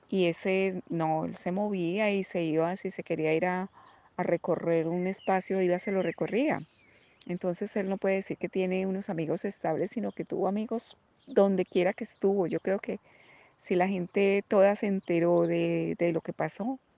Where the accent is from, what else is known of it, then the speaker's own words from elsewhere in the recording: Colombia; moved away as an adult; cuando yo me vine de Colombia, yo apoyé a mi hijo en los primeros primeros dos años de su carrera y fui la persona que le pagaba su universidad